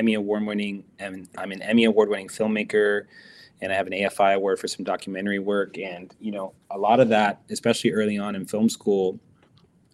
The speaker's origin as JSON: {"language": "English", "country": "United States", "said": "as an American player"}